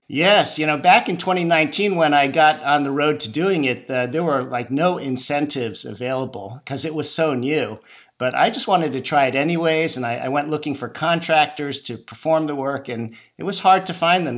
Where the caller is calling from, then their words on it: San Francisco Bay Area, California, United States; I'm calling in from the West Coast, the San Francisco Bay Area